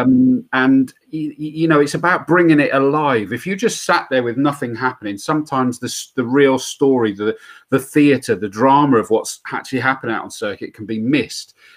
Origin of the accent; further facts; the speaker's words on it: Yate, South West England, United Kingdom; now in Swindon, United Kingdom; I still only live in Swindon now. I grew up in Yate, the other side, Yater